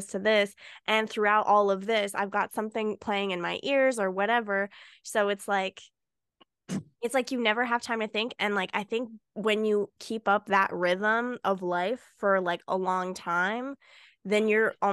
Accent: Canada; I was born in Canada.

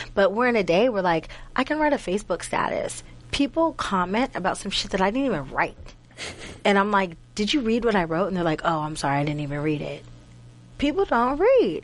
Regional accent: Duquesne, Pennsylvania, United States; I'm from Pittsburgh. Pittsburgh, but a little small town called Duquesne.

